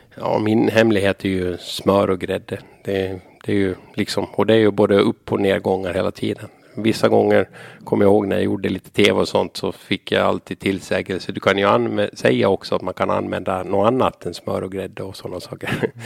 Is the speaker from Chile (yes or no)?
no; Saltvik, Åland, Åland Islands; also born or lived in Sweden; Jag växte upp i Saltvik, Ötkarby.